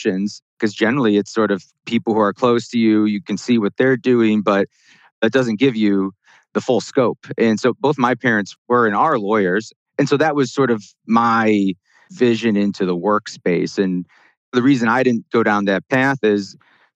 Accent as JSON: {"language": "English", "town": "Chicago", "region": "Illinois", "country": "United States", "tie": "born or raised there", "said": "I grew up in the Chicago area and went to school in the Midwest as well"}